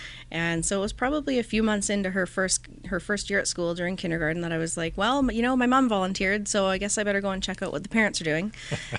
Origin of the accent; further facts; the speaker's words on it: Langford, British Columbia, Canada; So I was born in Victoria.